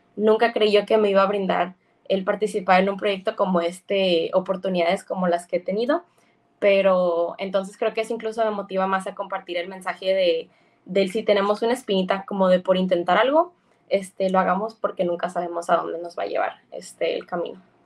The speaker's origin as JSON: {"language": "Spanish", "region": "Baja California", "country": "Mexico"}